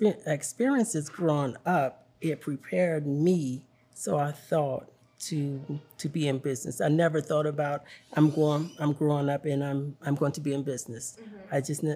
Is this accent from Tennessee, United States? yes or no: yes; Cleveland, Tennessee, United States; now in Chattanooga, United States; Well, I live in the city, Chattanooga, but I'm from Cleveland, Tennessee.